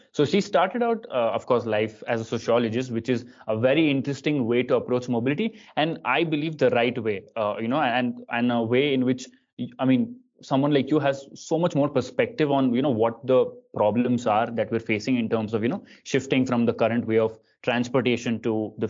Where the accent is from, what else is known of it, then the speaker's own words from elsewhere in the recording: Bangalore, Karnataka, India; I grew up in Bangalore